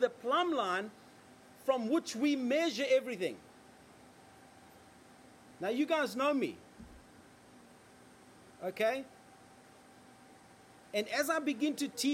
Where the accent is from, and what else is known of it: Australia